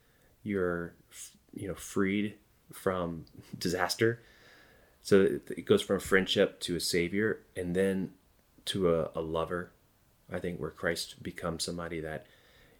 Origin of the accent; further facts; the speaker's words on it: Georgia, United States; I'm from the Bible Belt in Georgia